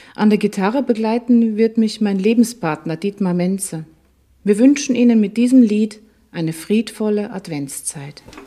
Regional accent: Schärding, Upper Austria, Austria; Ich bin in Scherding in Oberösterreich aufgewachsen, ein wunderschönes barockes Städtchen an der Grenze zu Deutschland.

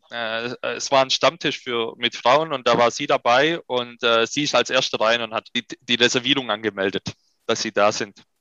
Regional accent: Germany; spreche ich auch besser als meine Muttersprache oder, äh, oder anders die Sprache meiner Eltern. Ich bin ja selber hier in Deutschland geboren und groß geworden.

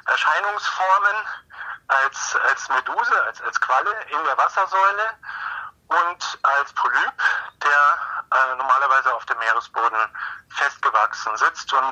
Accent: Munich, Bavaria, Germany; Ich komme aus München, ist also nicht, nicht allzu weit bis zur Adria oder zum Tyrrhenischen Meer

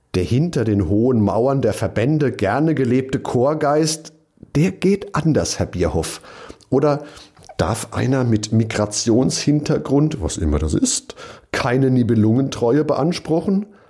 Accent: Mainz, Rhineland-Palatinate, Germany; in meiner Heimatstadt

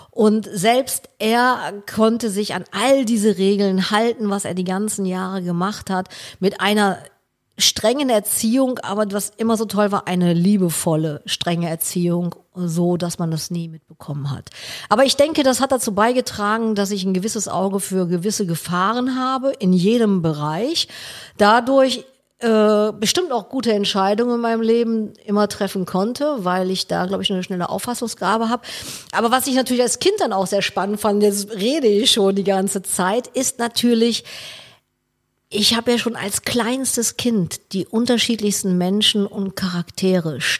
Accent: Cologne, North Rhine-Westphalia, Germany; Ich bin ja ein Kölner.

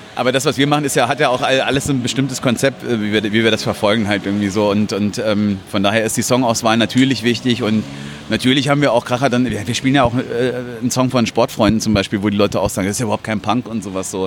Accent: Hilden, North Rhine-Westphalia, Germany; ich komme aus Hilden

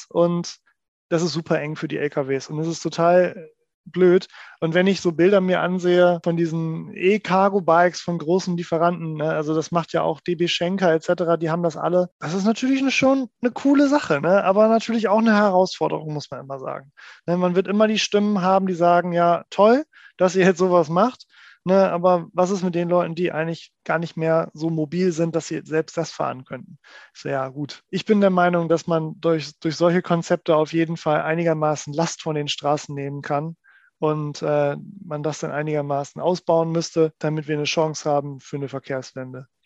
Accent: Oldenburg, Lower Saxony, Germany; so wenn ich an meine Heimatstadt denke, Oldenburg, Oldenburg hat eine der größten zusammenhängenden äh, Fußgängerzonen Deutschlands tatsächlich

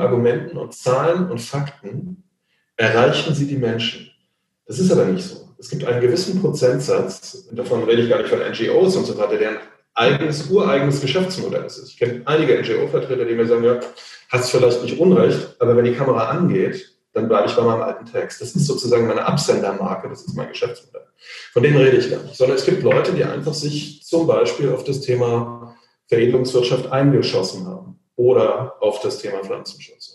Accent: Mecklenburg or northern Brandenburg, Mecklenburg-Vorpommern, Germany; hier in meiner Heimat in Mecklenburg oder in Nordbrandenburg

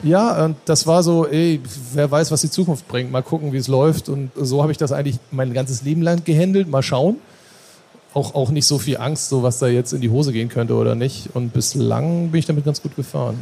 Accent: Norderstedt, Schleswig-Holstein, Germany; ich komme aus Norderstedt im Norden von Hamburg

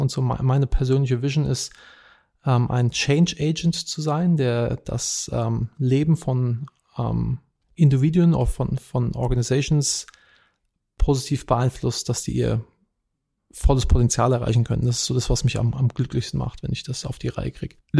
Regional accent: Wiesbaden, Hesse, Germany; moved away as an adult; now in United States; Ich bin ursprünglich aus Wiesbaden, bin aber schon seit 2009 nicht mehr in Deutschland.

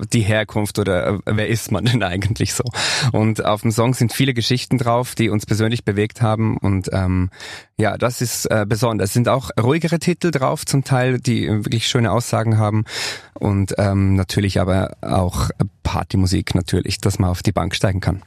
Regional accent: Bernese Oberland, Switzerland; accent: Swiss German; ich komme ja aus der Schweiz, aus dem Berner Oberland

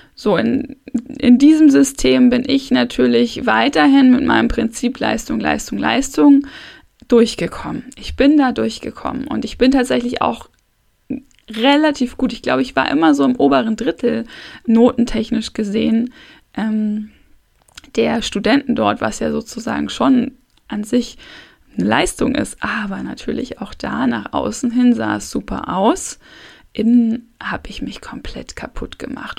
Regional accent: Hamburg, Germany; ich komme aus Hamburg

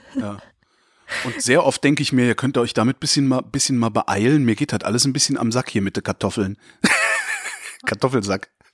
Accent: Germany; ich bin von deutschen Eltern in Deutschland geboren, deutsch sozialisiert worden

